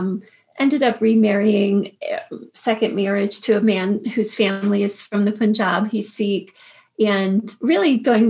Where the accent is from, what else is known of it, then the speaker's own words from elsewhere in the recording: Woodbridge, Virginia, United States; I grew up in Woodbridge